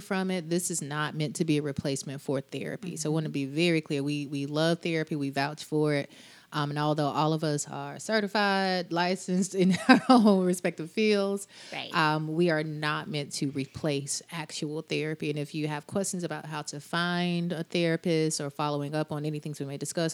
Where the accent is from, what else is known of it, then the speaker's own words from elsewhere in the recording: Birmingham, Alabama, United States; I'm a native of Birmingham, Alabama, Southern born and bred.